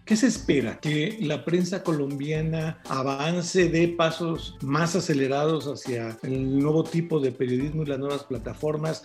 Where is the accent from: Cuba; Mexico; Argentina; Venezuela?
Mexico; mi país, en México